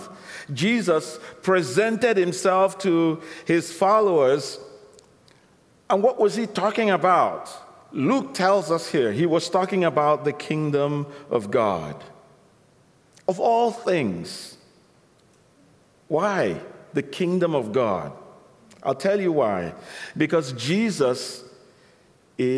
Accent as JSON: {"language": "English", "country": "Nigeria", "tie": "born or raised there", "said": "I was born in Nigeria"}